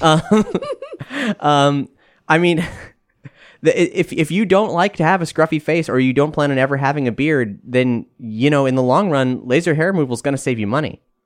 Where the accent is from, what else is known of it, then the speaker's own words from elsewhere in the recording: Fort Lauderdale, Florida, United States; my hometown of Fort Lauderdale